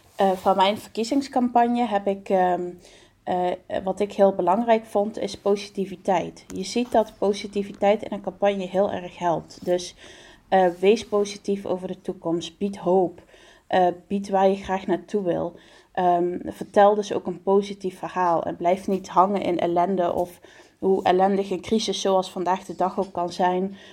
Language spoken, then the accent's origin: Dutch; Venray, Limburg, Netherlands; Ik kom uit Venrij, dat ligt in het eh, noorden van de provincie Limburg in Nederland